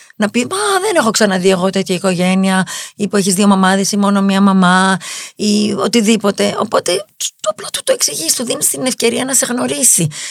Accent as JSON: {"language": "Greek", "country": "Greece", "said": "είμαι Ελληνίδα ναι. και είμαι και Εβραία."}